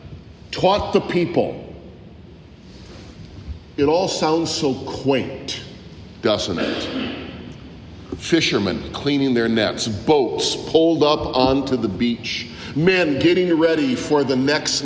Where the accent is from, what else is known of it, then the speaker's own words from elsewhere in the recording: Bay City, Michigan, United States; moved away; I was born in the Holy Land, not Israel, but Michigan, about 2.5 hours to the north. Grew up there on the shores of Saginaw Bay, Bay City, Michigan